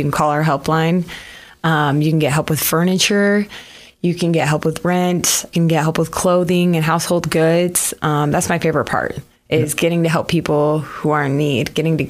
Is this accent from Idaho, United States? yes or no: yes; Ammon, Idaho, United States; I'm from Ammon, Idaho.